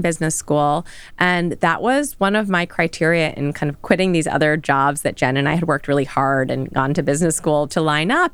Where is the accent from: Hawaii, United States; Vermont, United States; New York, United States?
New York, United States; New York City; in the thick of New York, Midtown.